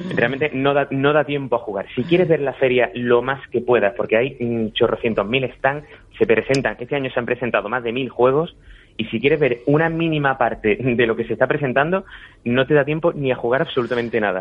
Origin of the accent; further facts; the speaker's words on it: Vélez-Málaga, Andalusia, Spain; yo soy de Málaga, en un municipio de, de la provincia de Málaga que se llama Vélez Málaga